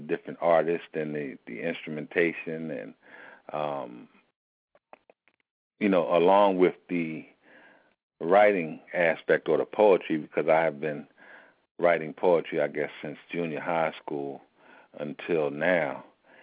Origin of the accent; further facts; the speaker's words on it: Philadelphia, Pennsylvania, United States; born or raised there